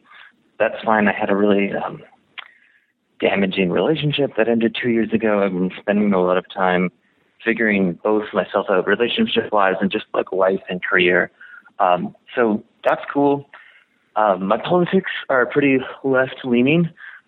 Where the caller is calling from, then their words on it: Western Canada, Canada; I'm calling from Western Canada in a rural location, just kind of out in the country. I'm 28 years old, and I'm straight, and I'm single.